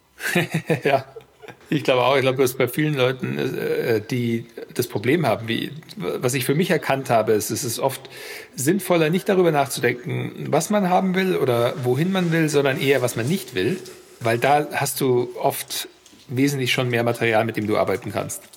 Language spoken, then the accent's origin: German; Germany; moved away as an adult; also born or lived in United States / France; war vier Jahre in den USA und als Deutscher natürlich und bin dann auch zurück